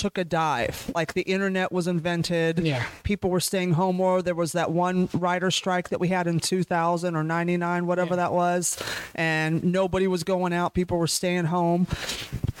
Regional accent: San Francisco, California, United States; I was born and raised in California

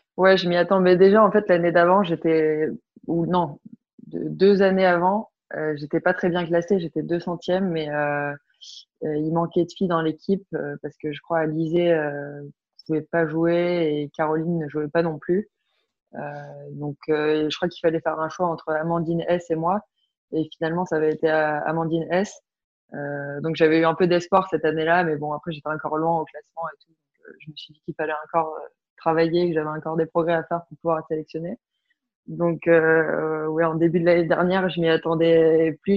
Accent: France; also born or lived in Belgium; Je me sens, non, je me sens pas trop belge quand même parce que j'ai toujours vécu en France

